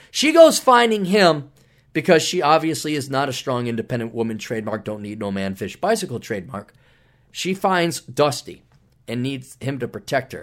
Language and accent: English; Wisconsin, United States; we're both from Wisconsin